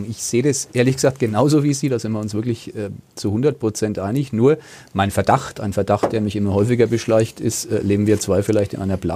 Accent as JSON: {"language": "German", "town": "Nuremberg", "region": "Bavaria", "country": "Germany", "said": "ich bin Nürnberger, ich liebe die Stadt, ähm, das ist meine Heimat"}